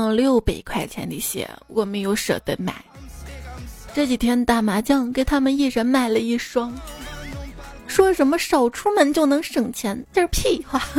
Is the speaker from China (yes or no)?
yes; China; 原来足球也能让我们中国人骄傲的，干脆搞个双喜临门，把男足解散了得了。